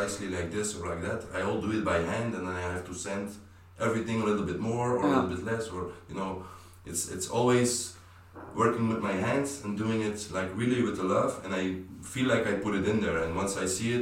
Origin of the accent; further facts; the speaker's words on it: Belgium; I grew up in Belgium